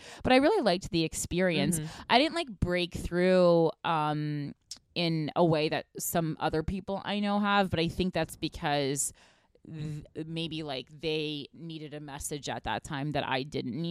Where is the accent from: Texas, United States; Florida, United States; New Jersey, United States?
New Jersey, United States; Union; I'm from Union, New Jersey. So, I mean, there's certainly drugs there, home of Artie Lang.